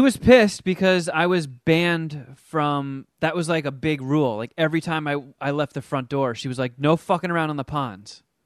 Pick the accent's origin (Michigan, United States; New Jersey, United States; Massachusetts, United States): New Jersey, United States; the house that I grew up in in Jersey, it was my grandparents' house